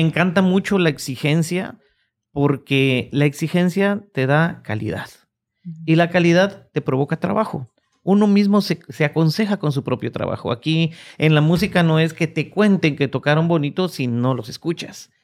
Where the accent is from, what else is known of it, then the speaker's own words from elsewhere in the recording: Guatemala; now in Oklahoma, United States; en mi país, en Guatemala